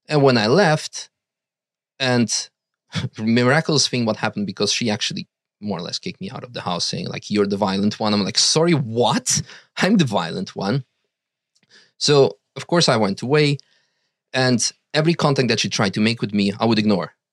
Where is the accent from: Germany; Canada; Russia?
Russia; now in Netherlands; we were dependent on being with him because we came from Russia. We had no Dutch citizenship.